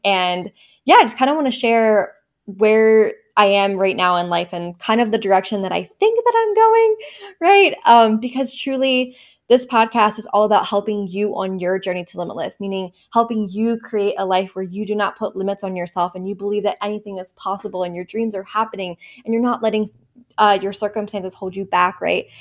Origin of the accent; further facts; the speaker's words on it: Baltimore, Maryland, United States; my hometown in Maryland